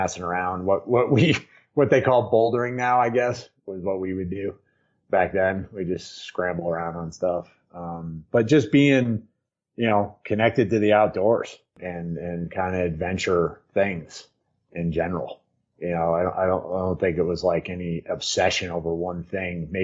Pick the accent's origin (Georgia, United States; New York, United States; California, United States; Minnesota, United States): New York, United States; Hudson Valley; now in Crested Butte, United States; I grew up in New York, right outside the city, just up out of the city on the Hudson, in the Hudson Valley